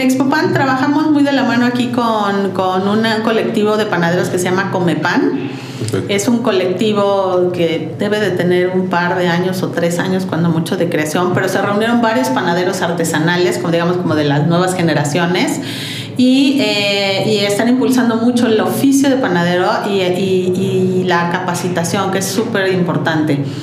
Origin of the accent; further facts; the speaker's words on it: Mexico; somos un par de socios mexicanos